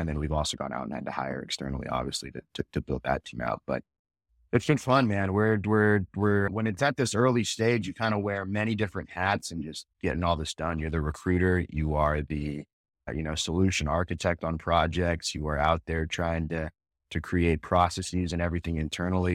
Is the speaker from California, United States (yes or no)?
yes; Northern California, United States; now in Phoenix, United States; I grew up in Northern California